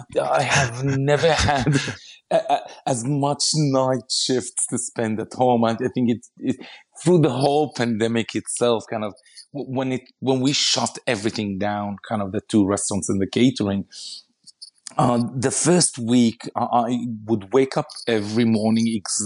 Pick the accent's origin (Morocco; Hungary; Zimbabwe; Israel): Israel; you know, I come from Israel, and the majority of my family lives in Israel, and my wife is Aussie